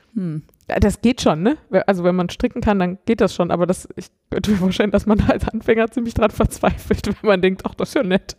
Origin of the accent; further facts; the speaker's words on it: Cologne area, North Rhine-Westphalia, Germany; ich komme nicht aus Köln, aber ich komme so aus dem Kölner Umland ähm, und bin durchaus mit dem Karneval groß geworden